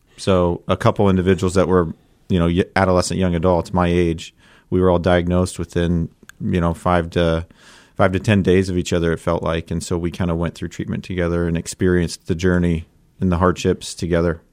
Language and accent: English; Columbus, Ohio, United States; I grew up in Columbus, so I'm a diehard Buckeye